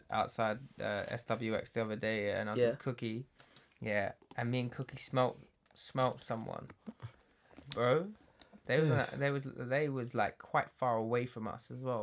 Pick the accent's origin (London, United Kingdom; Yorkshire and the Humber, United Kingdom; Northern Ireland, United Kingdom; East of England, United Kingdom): East of England, United Kingdom; Essex; we're obviously from Essex